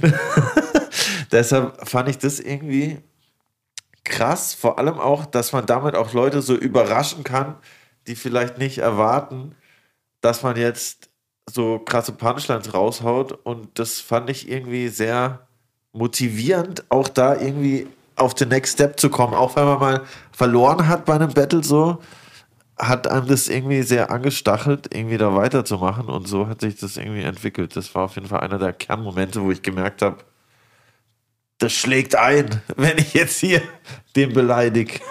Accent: Lörrach, Baden-Württemberg, Germany; moved away; also born or lived in Stuttgart / Karlsruhe; eher an der Schweizer Grenze, da wo ich, wo ich aufgewachsen bin

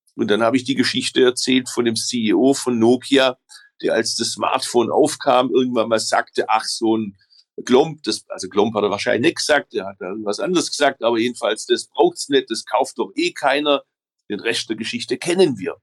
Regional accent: Stuttgart, Baden-Württemberg, Germany; also born or lived in Berlin; bei uns in Stuttgart

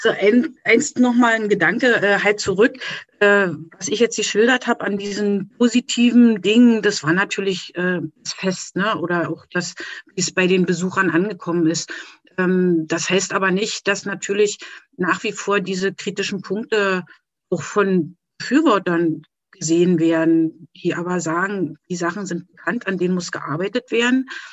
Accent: Erkner, Brandenburg, Germany; ich komme aus Erkner bei Berlin

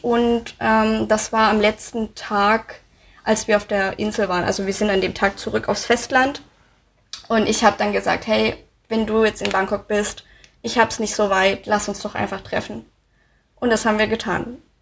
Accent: Baden-Württemberg, Germany; moved away as an adult; also born or lived in Munich / Koblenz / Cologne / Thailand; now in Dresden, Germany; Ich komme aus Baden-Württemberg. Ähm, also mein Vater ist Deutscher, wir sind Schwaben

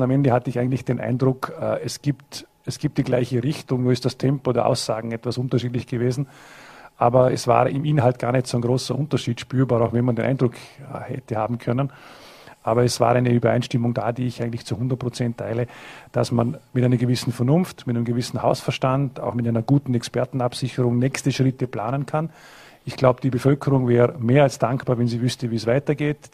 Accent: Vorarlberg, Austria; in Hard, in Lustenau, in Bregenz, in Dornbirn, in meiner Heimatgemeinde

